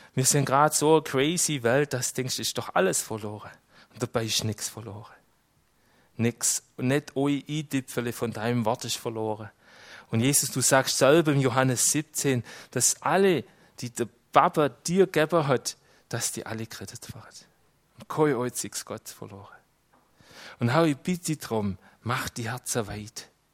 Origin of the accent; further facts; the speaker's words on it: Switzerland; als Schweizer